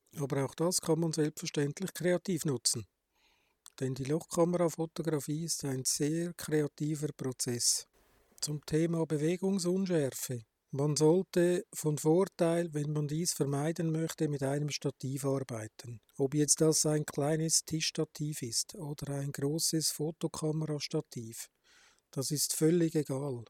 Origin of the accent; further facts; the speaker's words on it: Switzerland; Bei uns in der Schweiz